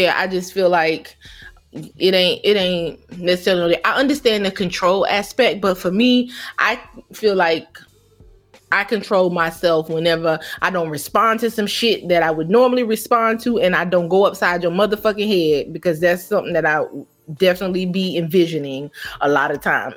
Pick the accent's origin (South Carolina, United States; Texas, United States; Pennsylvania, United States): South Carolina, United States; Myrtle Beach; I grew up in Myrtle Beach